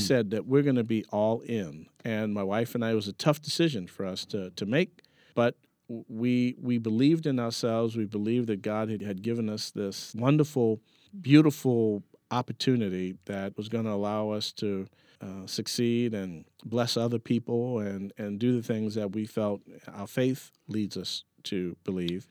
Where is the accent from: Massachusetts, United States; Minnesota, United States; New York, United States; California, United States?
New York, United States; there was no silver spoon growing up in Harlem